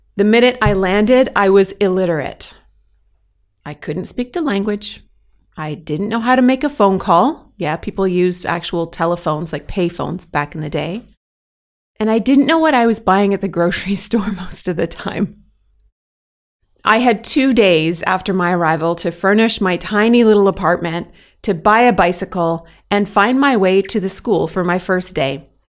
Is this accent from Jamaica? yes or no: no; Canada; moved away as an adult; now in Belgium; I'm proudly Canadian, and I currently happily live as an expat in Belgium